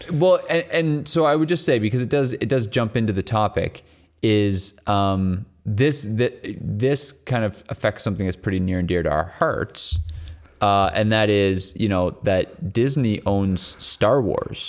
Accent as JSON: {"language": "English", "country": "Canada", "said": "as a Canadian"}